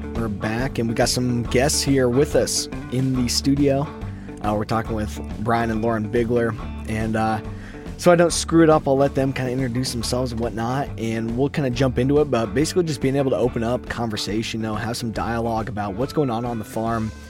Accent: Iowa, United States; we're both from Iowa

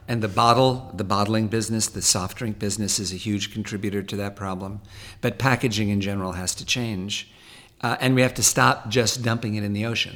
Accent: Los Angeles, California, United States; also born or lived in Malibu; native Californian. I grew up half in the valley, a, a mile or two from here. I was born in Sherman Oaks

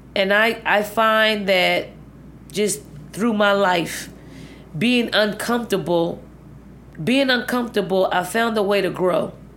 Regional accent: Philadelphia, Pennsylvania, United States; moved away as an adult; also born or lived in Virginia; the healthy projects that I grew up

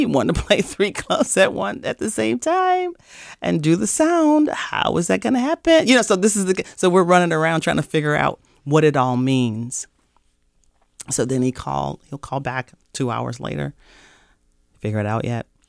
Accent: St. Louis, Missouri, United States; moved away as an adult; now in Minnesota, United States; I'm from Saint Louis, Missouri

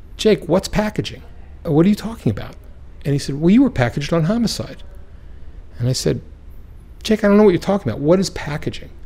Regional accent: Baltimore, Maryland, United States; I'm from Baltimore

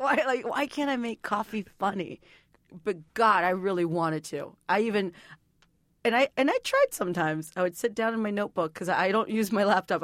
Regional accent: San Juan, Texas, United States; I grew up in a, a little town called San Juan, Texas

